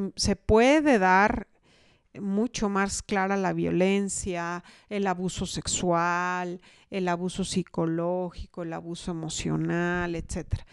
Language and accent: Spanish; Mexico